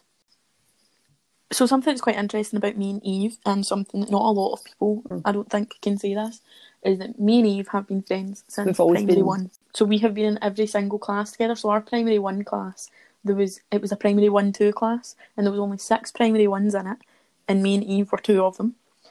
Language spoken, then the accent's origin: English; Kilmarnock, Scotland, United Kingdom; If you can't tell from the accents, we are from Ayrshire, we're from the lovely little town of Kilmarnock